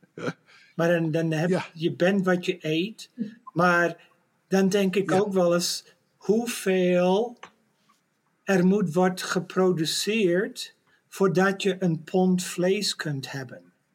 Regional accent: Netherlands; als een Nederlander

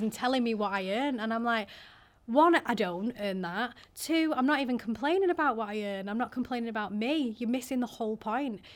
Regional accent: Manchester, North West England, United Kingdom; also born or lived in Liverpool; I'm from Manchester

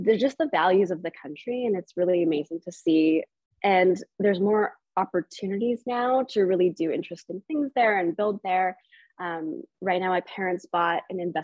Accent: Canada; I was born here in Canada, so I'm first generation

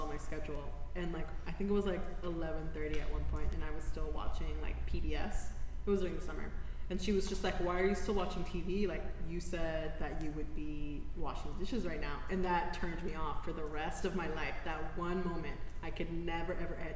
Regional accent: Houston, Texas, United States; moved away as an adult; now in San Antonio, United States; I am not from San Antonio, like I'm from Houston

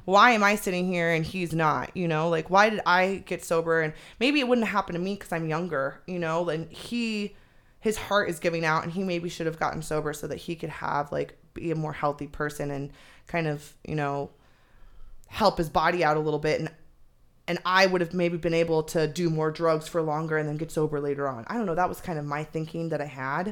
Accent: Phoenix, Arizona, United States; also born or lived in Chandler, Arizona; I moved from the North Valley in Phoenix down to Chandler.

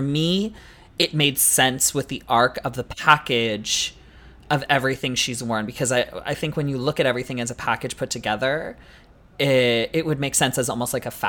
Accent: Canada; as a Canadian girly

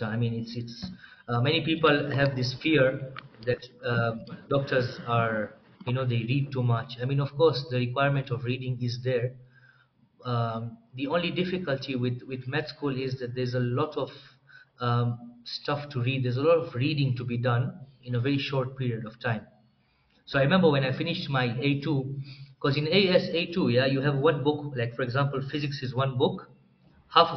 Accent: Dar es Salaam, Tanzania; moved away as an adult; also born or lived in Moshi, Tanzania; now in Nairobi, Kenya; I was born and raised in Tanzania, Dar es Salaam

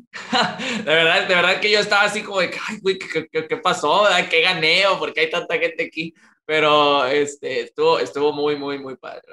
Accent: Monterrey, Nuevo León, Mexico; acá ya extrañaba mi, mi, mi, Regiolandia acá en Monterrey. La verdad es que yo soy muy, muy de, mi tierra, me gusta mucho, me gusta mucho Monterrey

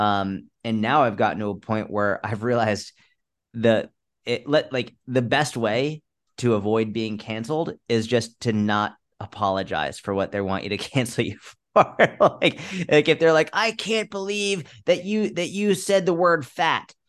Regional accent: United States; as an American

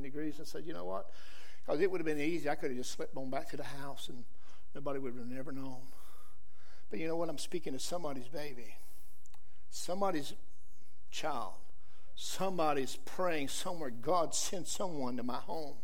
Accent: Johnston County, North Carolina, United States; accent: southern; I grew up in Johnson County. I was just a tractor farm boy just like most people here. I grew up on a tobacco patch.

